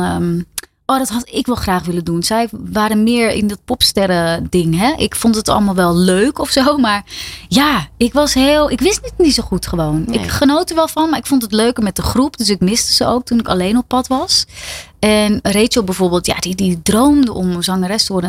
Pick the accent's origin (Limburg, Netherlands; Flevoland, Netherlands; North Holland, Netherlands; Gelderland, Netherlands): North Holland, Netherlands; Ilpendam; uit Ilpendam. Waar ik vandaan kom en nog steeds woon.